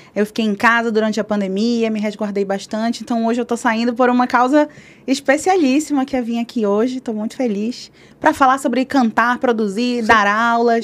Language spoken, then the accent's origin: Portuguese; Belém, Pará, Brazil; moved away as an adult; now in São Paulo, Brazil; Nasci em Belém do Pará, no norte do Brasil